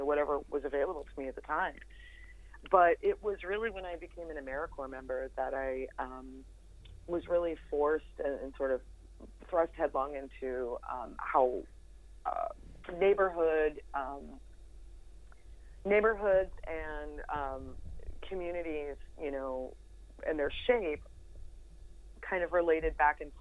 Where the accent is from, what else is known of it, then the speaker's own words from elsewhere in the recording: Indiana County, Pennsylvania, United States; moved away as an adult; also born or lived in Johnstown, Pennsylvania / Homer City, Pennsylvania / Pittsburgh, Pennsylvania; I'm originally from Indiana County, you know, coal miner's daughter, and had moved to Pittsburgh right out of high school